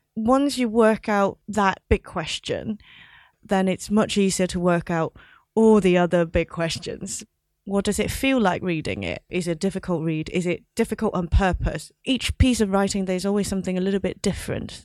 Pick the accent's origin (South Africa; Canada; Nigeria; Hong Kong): Hong Kong; moved away as an adult; also born or lived in London; I grew up in Hong Kong, but I went to university in London